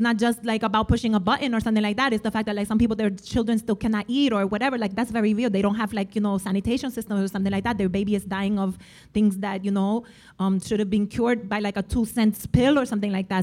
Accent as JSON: {"language": "English", "region": "New York", "country": "United States", "said": "I am a New Yorker"}